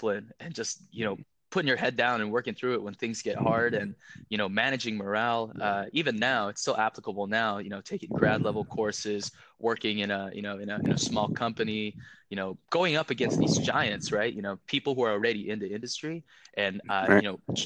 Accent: West Virginia, United States; English is a second language; also born or lived in Philippines / Stanford, California; I moved when I was seven to Kenner, West Virginia, of all places, not speaking English at all

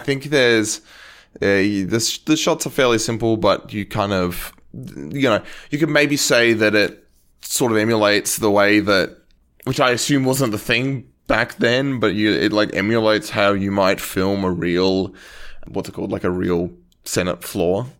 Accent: Australia; as an Australian

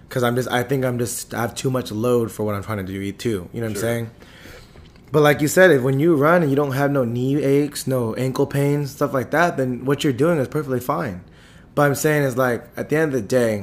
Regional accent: Antioch, California, United States; I grew up in apartments on Sycamore

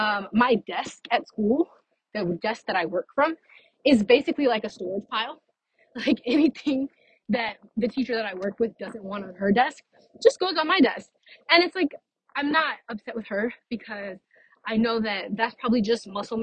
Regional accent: Texas, United States; also born or lived in Louisiana / Florida; now in Fort Myers, United States; So we moved from Louisiana to Texas, and then Texas, we lived in one spot for quite a long time.

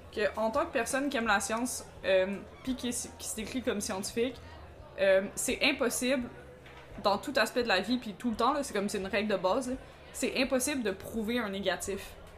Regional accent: Montreal, Quebec, Canada; on a été élevés à Montréal-Nord

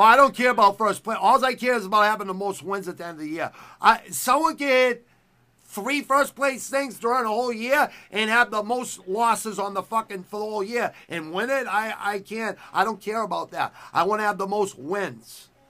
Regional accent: United States; I was born in America

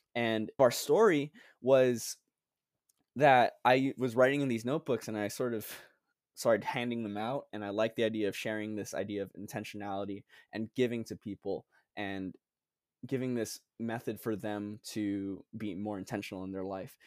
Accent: Guam; moved away as an adult; also born or lived in Philippines; now in Charleston, United States; I was born in the Philippines, but raised in the island of Guam

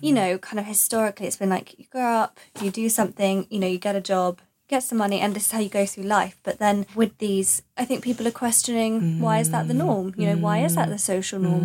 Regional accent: Essex, East of England, United Kingdom; I'm from Essex

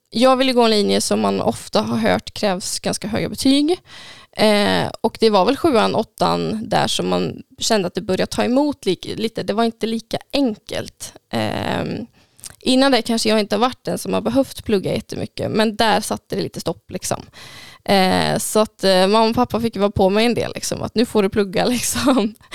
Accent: Tidaholm, Västra Götaland, Sweden; Ute på Hängne.

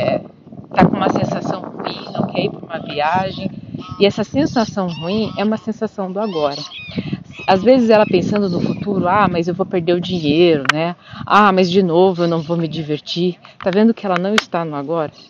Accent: Curitiba, Paraná, Brazil; eu sou de Curitiba

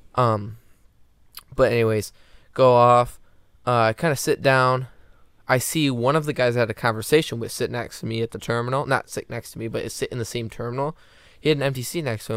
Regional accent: just south of Detroit, Michigan, United States; I'm from just south of Detroit.

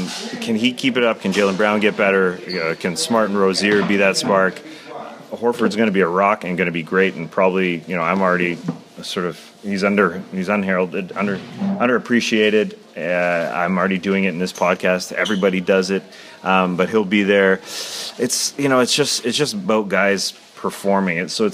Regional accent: Canada; as Canadians in Canada

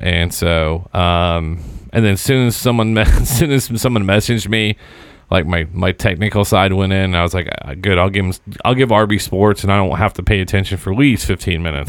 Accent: Southern Indiana, United States; growing up in Southern Indiana

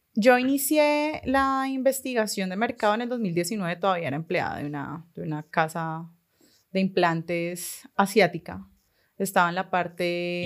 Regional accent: Cali, Valle del Cauca, Colombia; soy caleña, tengo 29 años

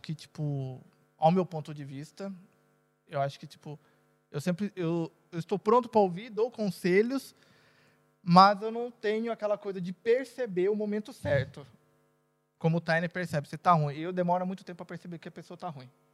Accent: Brazil; moved away as an adult; now in Portugal; minha cidade maravilhosa

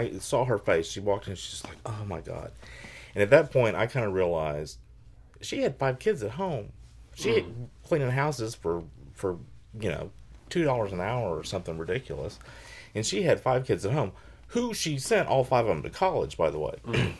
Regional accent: Texas, United States; I grew up in Texas.

